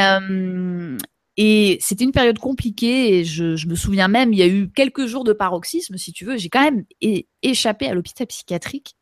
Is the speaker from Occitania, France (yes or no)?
no; Pays de la Loire, France; je suis née dans le Maine-et-Loire en 1980